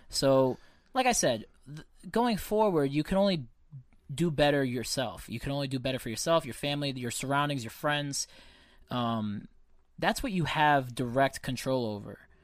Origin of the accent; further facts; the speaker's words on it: United States; Being an American is great. I take a lot of pride in this country. it's where I was born